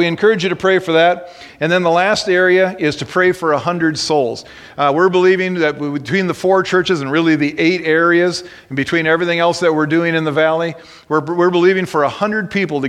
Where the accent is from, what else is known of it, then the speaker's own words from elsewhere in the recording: Minnesota, United States; moved away as an adult; now in Wisconsin, United States; I was born in Minnesota